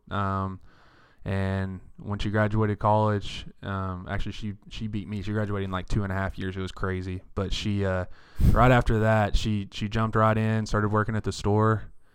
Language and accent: English; Paris, Texas, United States; I was born and raised right here in Paris